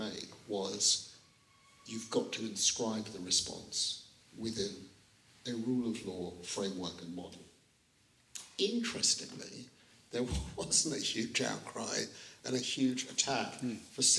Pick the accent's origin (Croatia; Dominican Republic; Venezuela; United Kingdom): United Kingdom; we are British Jewish lawyers